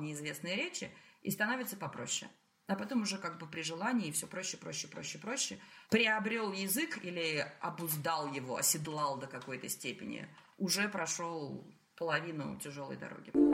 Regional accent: Russia; moved away as an adult; also born or lived in Saint Petersburg; now in France; Я уезжала из России 30-летний, профессионалом, состоявшийся, зарплата, квартира

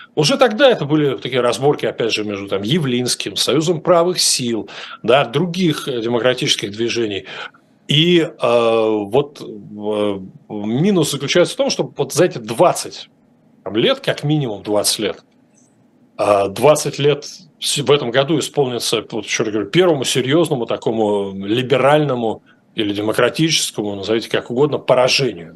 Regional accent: Russia; now in United States; Я сказал, что из России

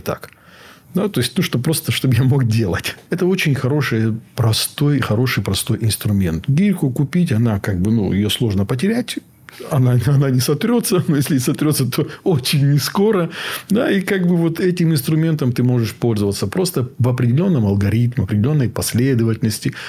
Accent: North Ossetia–Alania, Russia; Я сам из Осетии

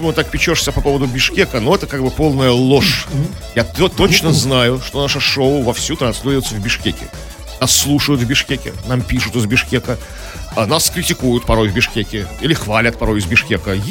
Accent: Saint Petersburg, Russia; мы, питерцы, будем собираться в группе

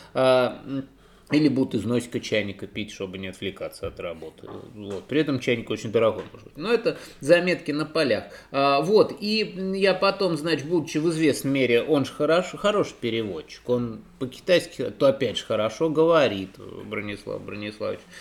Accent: Voronezh, Voronezh Oblast, Russia; как уроженцу в Воронеже

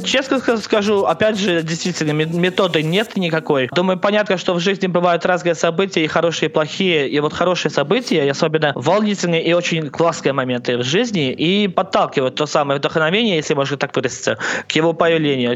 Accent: Smalyavichy, Minsk Region, Belarus; я не совсем из Минска, я из города Смолевичи, это Минская область

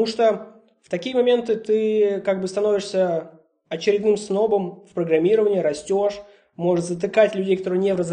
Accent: Russia; мы, русские люди

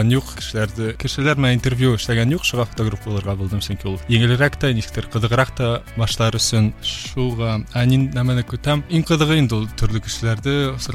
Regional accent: Ufa, Bashkortostan, Russia; moved away as an adult; also born or lived in Moscow, Russia; now in Poland; Мин үҙем Өфөнән, Өфлә Рәми Ғарипов исемендәге гимназияны тәмамладым. шунан Мәскәүдә Мәскәү дәүләт университетында уҡыным, бакалавриата факультетында һәм әлеге ваҡытта Польшала магистратурала эшҡыуарлыҡ э, йүнәлешендә уҡыйым.

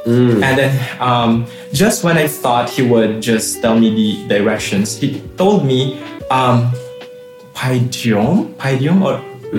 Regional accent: Philippines; moved away as an adult; also born or lived in Kazakhstan; now in Novosibirsk, Russia; I'm from the Philippines.

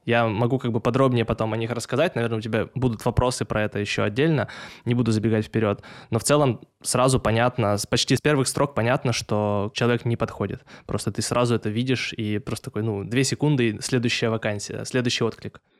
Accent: Tyumen, Tyumen Oblast, Russia; я из Тюмени

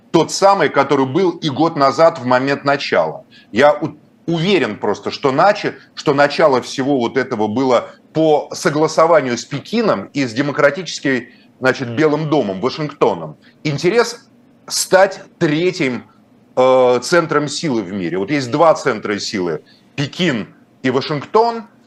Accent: Moscow, Russia; я москвич

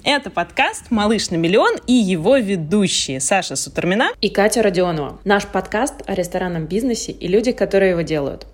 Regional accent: Nizhny Novgorod, Nizhny Novgorod Oblast, Russia; Я сама из Нижнего Новгорода

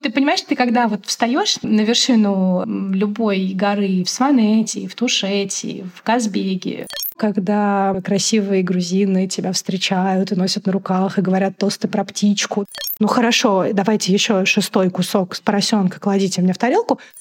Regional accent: Moscow, Russia; also born or lived in Tbilisi; Я родилась и выросла в Москве. У меня русская мама, мой папа грузин

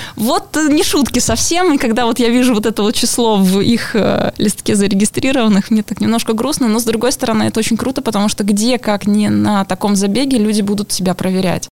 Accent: Lomonosov, Saint Petersburg, Russia; я человек из Ломоносова. В Ломоносове мои какие-то особые места, потому что там мое детство и практически вся жизнь

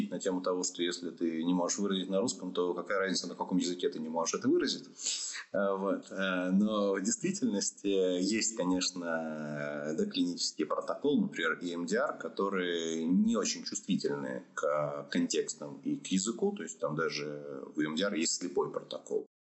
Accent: Orenburg, Orenburg Oblast, Russia; born there; also born or lived in Saint Petersburg / Moscow; Я родился в Оренбурге, учился в Петербурге, работал в Москве.

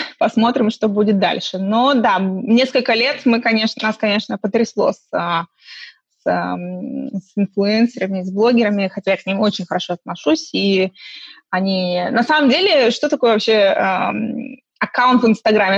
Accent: Estonia; moved away as an adult; also born or lived in Khabarovsk, Russia; now in London, United Kingdom; мне из Эстонии, э, где я выросла

